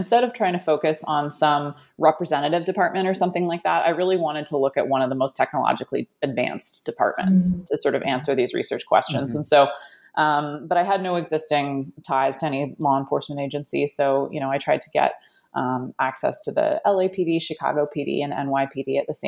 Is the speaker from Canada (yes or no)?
yes; Canada; now in United States; growing up in Canada, there's a lot of similarities between Canada and the U.S.